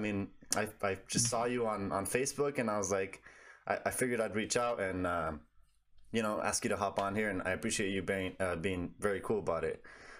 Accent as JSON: {"language": "English", "region": "Southern California", "country": "United States", "said": "I'm from Southern California. There wasn't a lot down there, in my specific area."}